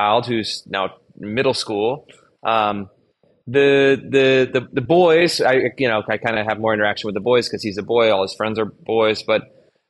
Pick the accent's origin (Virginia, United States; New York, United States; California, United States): California, United States; Sacramento; I grew up in Sacramento, California, and I had what I think of at the time as a typical K-12 public school education